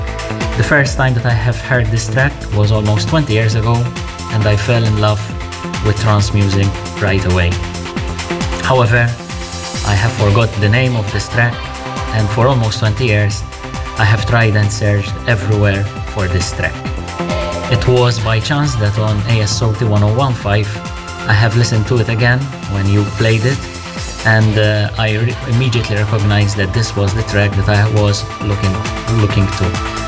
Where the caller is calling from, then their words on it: Malta; English is a second language; Hello, Armin. Hello, Ruben. … from the Maltese Islands.